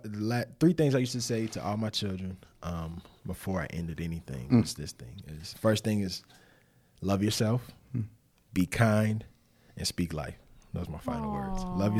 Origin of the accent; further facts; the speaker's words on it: the South, United States; It's the South, too. So I grew up in the South, so you know hot sauce is like...